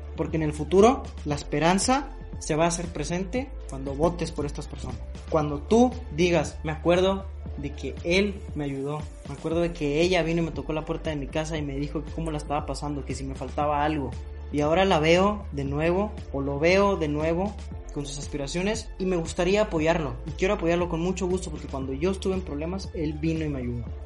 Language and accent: Spanish; Mexico; como mexicanos